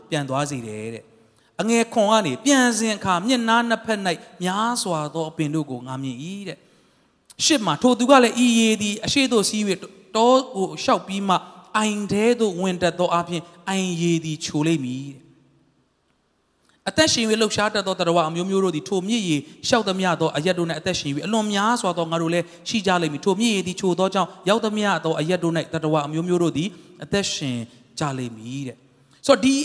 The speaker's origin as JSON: {"language": "Burmese", "town": "Monywa", "region": "Sagaing Region", "country": "Myanmar", "tie": "born or raised there", "moved": "yes"}